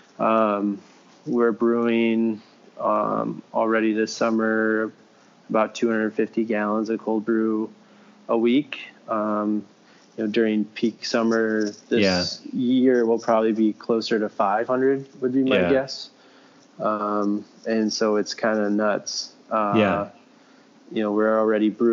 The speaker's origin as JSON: {"language": "English", "region": "Wisconsin", "country": "United States", "also_born_or_lived": "Chicago", "moved": "as an adult", "lives_now": "Milwaukee, United States", "said": "We're from Wisconsin"}